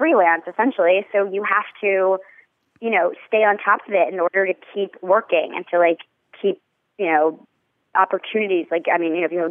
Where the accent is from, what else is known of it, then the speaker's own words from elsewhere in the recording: New York, United States; I grew up in New York